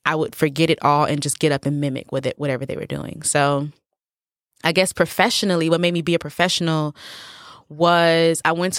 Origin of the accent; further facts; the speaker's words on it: United States; I am Nigerian American.